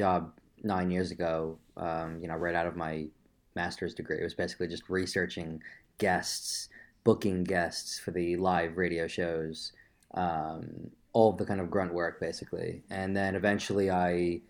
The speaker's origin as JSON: {"language": "English", "area": "Long Island", "region": "New York", "country": "United States", "moved": "yes", "lives_now": "London, United Kingdom", "said": "I am from a sleepy little town in the suburbs of New York."}